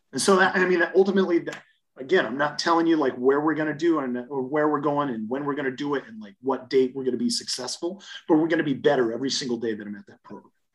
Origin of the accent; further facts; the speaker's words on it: the Dakotas, United States; moved away as an adult; also born or lived in Atlanta / Colorado Springs; I was from the Dakotas